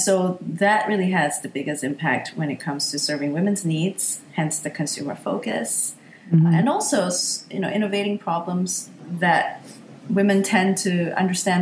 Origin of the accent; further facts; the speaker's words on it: Singapore; moved away; also born or lived in United States; I'm from Singapore